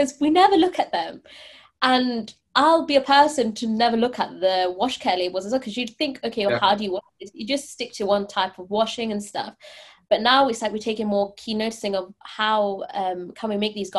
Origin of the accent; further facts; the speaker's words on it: Leicester, East Midlands, United Kingdom; I'm from Leicester, which is pretty much the head of fast fashion